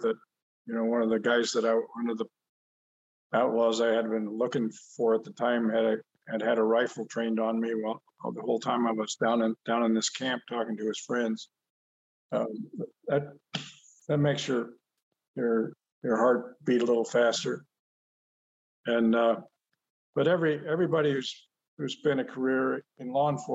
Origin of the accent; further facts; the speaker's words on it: San Diego, California, United States; also born or lived in Orland, California / Westminster, California; I grew up in San Diego until I was 11. And then my dad transferred to Orland